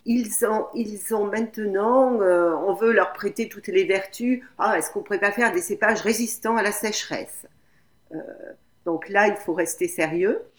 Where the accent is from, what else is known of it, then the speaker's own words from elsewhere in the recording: France; chez nous en France